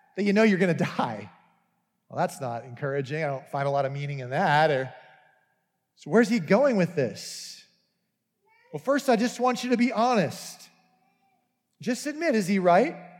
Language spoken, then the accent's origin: English; United States